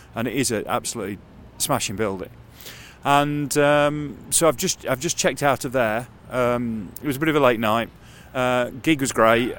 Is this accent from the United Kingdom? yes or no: yes; Retford, East Midlands, United Kingdom; I was born and raised, uh, in, in Retford, which is in North Nottinghamshire